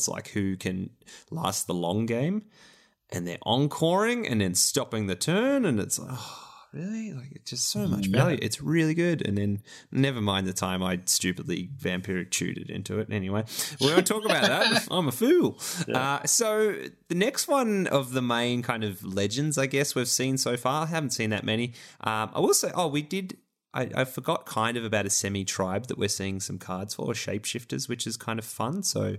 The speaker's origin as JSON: {"language": "English", "country": "Australia", "said": "I love that Magda is the name here, being that one of our famous Australians is Magda Shevansky"}